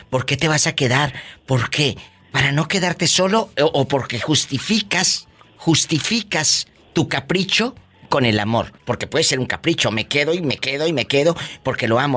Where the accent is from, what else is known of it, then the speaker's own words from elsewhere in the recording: Peru; yo soy del Perú.